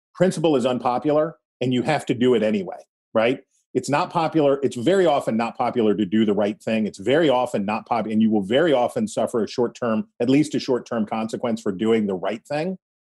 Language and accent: English; West Virginia, United States; I am not a southerner. I am from West Virginia.